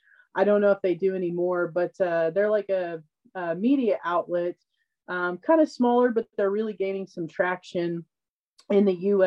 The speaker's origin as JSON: {"language": "English", "region": "Oklahoma", "country": "United States", "tie": "born or raised there", "said": "an extremely small town in Oklahoma."}